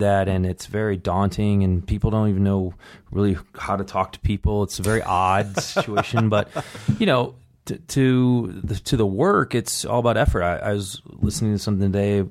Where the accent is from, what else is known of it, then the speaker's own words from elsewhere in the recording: Buffalo, New York, United States; moved away; I grew up in Buffalo, New York